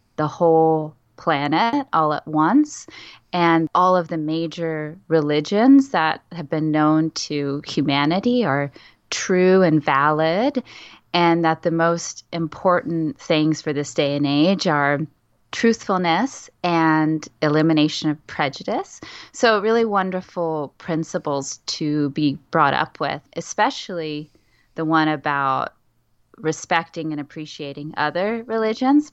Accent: San Antonio, Texas, United States; I grew up in San Antonio, Texas

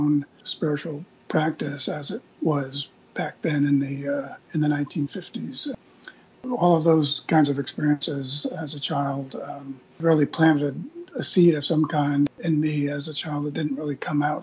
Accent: Eastern Long Island, New York, United States; I grew up in Eastern Long Island, New York, out in what used to be the potato fields of Eastern Long Island.

